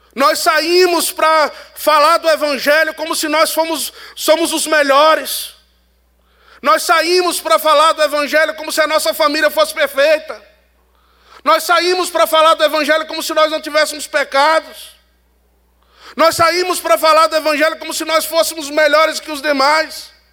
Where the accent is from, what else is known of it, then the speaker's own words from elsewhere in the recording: Northeast Region, Brazil; Eu sou do Nordeste